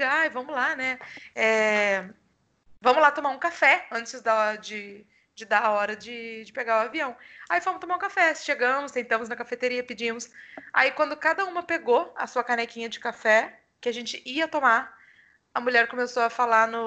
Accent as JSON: {"language": "Portuguese", "country": "Brazil", "said": "nacional, sou brasileira."}